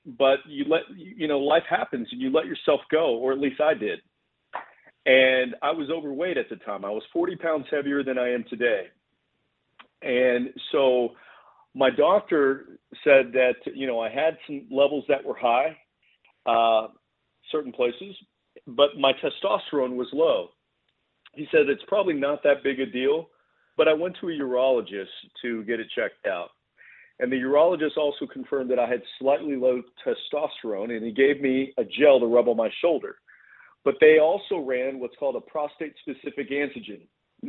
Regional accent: Texas, United States; I'm from Texas.

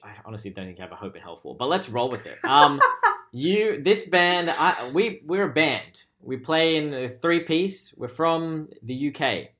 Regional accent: Canada; I'm Canadian.

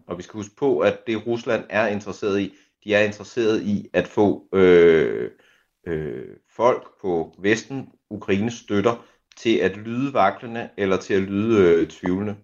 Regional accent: Denmark

